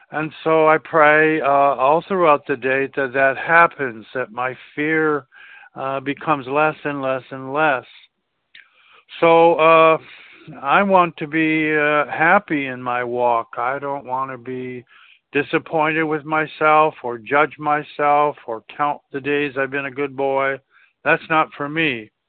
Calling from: South Carolina, United States; in South Carolina. Pleasure to be on the line.

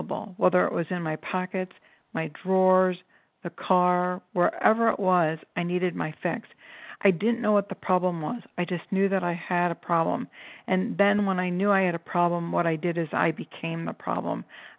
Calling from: Cleveland, Ohio, United States; I'm calling from Cleveland

